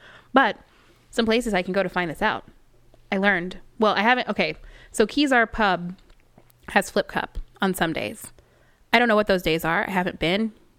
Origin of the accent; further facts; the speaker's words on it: Dallas, Texas, United States; I do. I'm from Dallas.